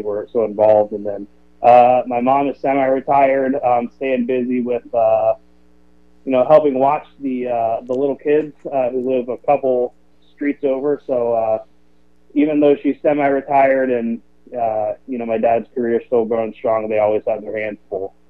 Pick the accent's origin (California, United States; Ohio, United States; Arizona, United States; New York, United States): Ohio, United States; Lancaster; also born or lived in Chicago; now in Cleveland, United States; I'm from Lancaster, Ohio, um, down in your neck of the woods. Um, went to Fairfield Christian, and uh, I was there for about 20 years before I headed off to college, or I guess 18